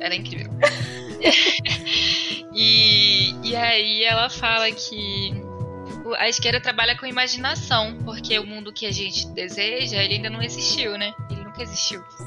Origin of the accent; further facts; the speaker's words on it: Manaus, Amazonas, Brazil; moved away as an adult; also born or lived in São Paulo; now in Belo Horizonte, Brazil; eu nasci em Manaus e eu Estudei minha vida toda e me formei lá em direito e saí de lá com acho que cerca de 22 anos assim.